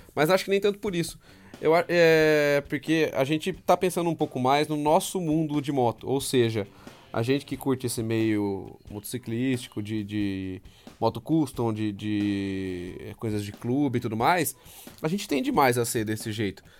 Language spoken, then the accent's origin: Portuguese; Amparo, São Paulo, Brazil; eu sou de Amparo, eu tô a 100km de casa